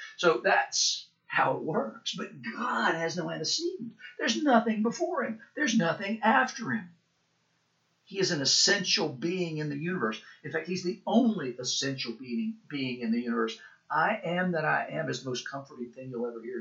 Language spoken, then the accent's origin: English; Chattanooga, Tennessee, United States; moved away; also born or lived in Asheville, North Carolina / Pawleys Island, South Carolina / Sewanee, Tennessee / Knoxville, Tennessee; I'm the … you went to school with at the center school in Chattanooga until the sixth grade